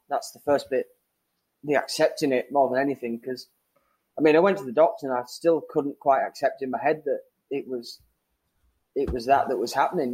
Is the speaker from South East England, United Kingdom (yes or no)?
no; Whitby, Yorkshire and the Humber, United Kingdom; moved away; little little town on the North Yorkshire coast, uh, Whitby